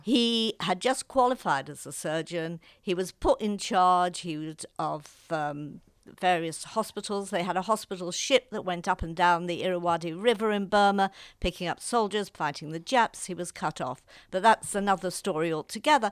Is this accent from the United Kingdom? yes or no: yes; Liverpool, North West England, United Kingdom; moved away as an adult; also born or lived in London; I was brought up actually in the city of Liverpool